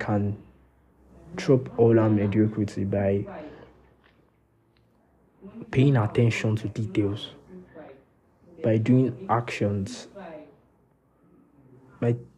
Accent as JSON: {"language": "English", "country": "Nigeria", "said": "As a Nigerian boy"}